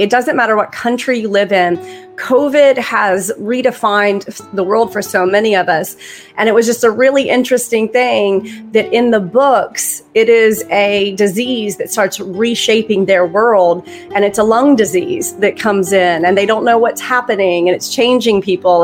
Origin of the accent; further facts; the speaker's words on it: Alabama, United States; I'm from Alabama